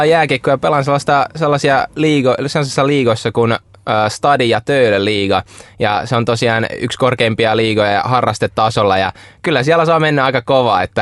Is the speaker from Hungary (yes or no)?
no; Russia; born there; ja mä tuun, mä oon syntynyt Venäjällä ja mä pelaan jääkiekkoa